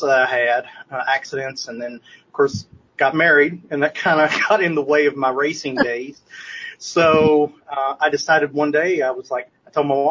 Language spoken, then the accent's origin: English; Nashville, Tennessee, United States; I'm from Nashville, Tennessee